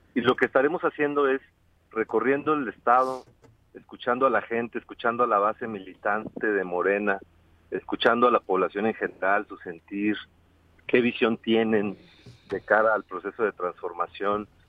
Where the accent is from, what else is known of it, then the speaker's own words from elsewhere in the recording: Guerrero, Mexico; soy originario de Guerrero